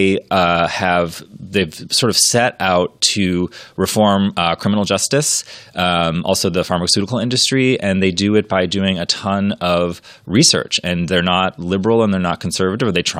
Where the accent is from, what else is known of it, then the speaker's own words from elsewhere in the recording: Maine, United States; I'm from Maine.